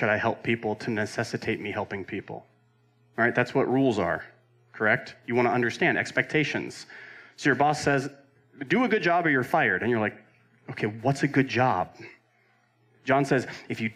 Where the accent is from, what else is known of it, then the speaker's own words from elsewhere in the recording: Roseville, California, United States; There's my hometown in California